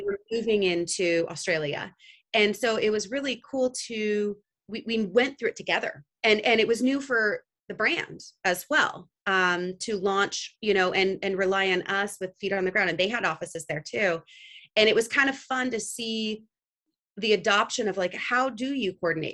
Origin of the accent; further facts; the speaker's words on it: Santa Cruz, California, United States; also born or lived in Italy; I, am born in the Bay Area, actually in Santa Cruz, California, which is uh, just south of San Francisco. Um, home to many startups